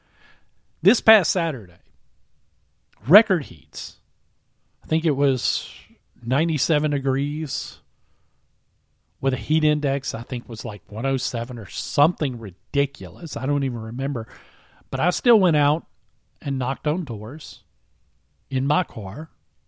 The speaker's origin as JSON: {"language": "English", "town": "Vicksburg", "region": "Mississippi", "country": "United States", "tie": "born or raised there", "also_born_or_lived": "Ellisville, Mississippi", "said": "I grew up, I was born and raised in Vicksburg, Mississippi."}